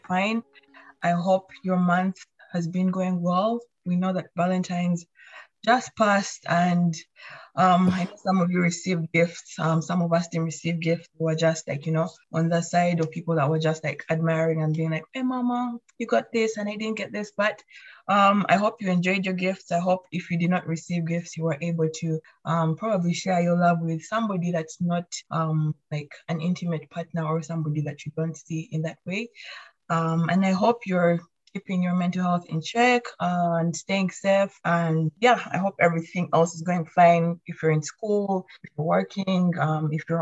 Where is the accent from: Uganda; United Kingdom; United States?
Uganda; now in Canada; I'm from Uganda.